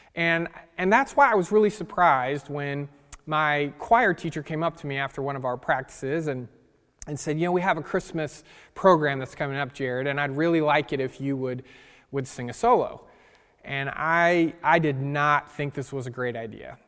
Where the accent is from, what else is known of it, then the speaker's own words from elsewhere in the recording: California, United States; I grew up in California